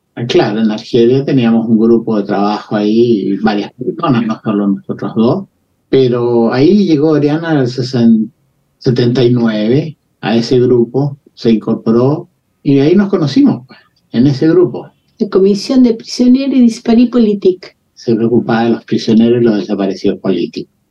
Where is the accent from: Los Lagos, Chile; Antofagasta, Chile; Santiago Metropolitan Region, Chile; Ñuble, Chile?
Santiago Metropolitan Region, Chile; Santiago; moved away as an adult; also born or lived in Valdivia, Chile / Spain / Algeria; Yo, yo también nací en Santiago